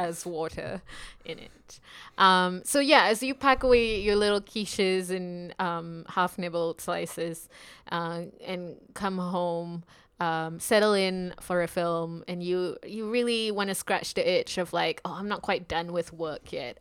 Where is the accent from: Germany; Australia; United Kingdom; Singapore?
Singapore; I'm from Singapore